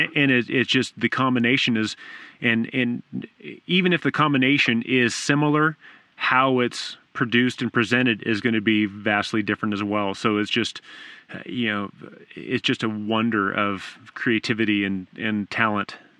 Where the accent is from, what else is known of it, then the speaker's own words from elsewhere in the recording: Southern California, United States; I grew up in Southern California